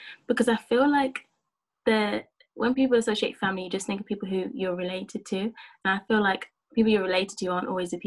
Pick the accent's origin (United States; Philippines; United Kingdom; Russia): United Kingdom; Birmingham, West Midlands; I'm from Birmingham